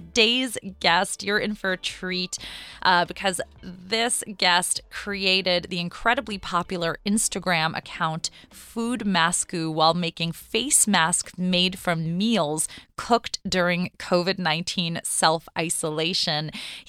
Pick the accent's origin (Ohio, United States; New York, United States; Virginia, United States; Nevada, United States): New York, United States; New York City; Yes, I'm also a New Yorker. I'm in Midtown right now, but East Village would be way cooler.